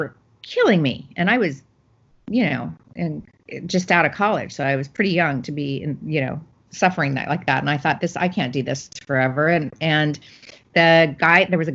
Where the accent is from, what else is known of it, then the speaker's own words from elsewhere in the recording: Phoenix, Arizona, United States; I grew up in Phoenix, Arizona